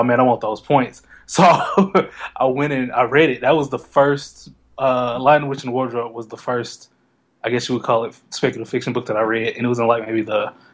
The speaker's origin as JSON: {"language": "English", "town": "Memphis", "region": "Tennessee", "country": "United States", "tie": "born or raised there", "said": "I'm from Memphis, Tennessee, when I was in elementary school here"}